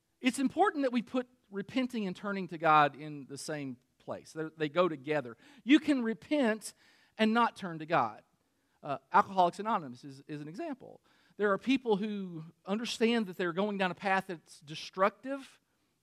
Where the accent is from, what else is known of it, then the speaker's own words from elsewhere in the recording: Kentucky, United States; I'm from Kentucky. We got a lot of cousins